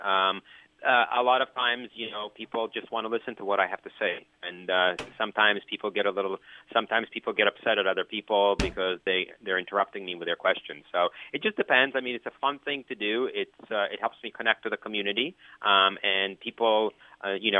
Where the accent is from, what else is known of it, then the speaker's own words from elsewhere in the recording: Canada; moved away as an adult; now in United States; I'm from Canada, and I live in the United States.